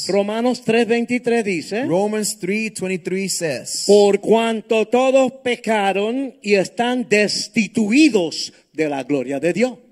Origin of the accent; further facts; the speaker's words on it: Honduras; Soy hondureño.